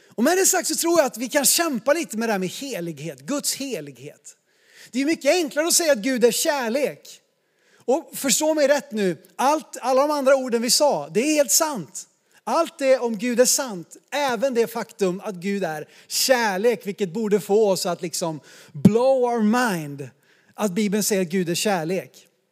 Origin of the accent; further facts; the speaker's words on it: Sweden; som svenskar